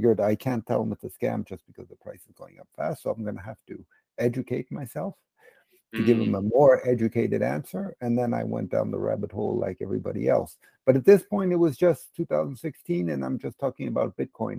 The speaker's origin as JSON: {"language": "English", "country": "United States", "tie": "born or raised there", "also_born_or_lived": "London", "moved": "yes", "lives_now": "Switzerland", "said": "I grew up in America, but I've lived in mostly in Switzerland and also in London for several years"}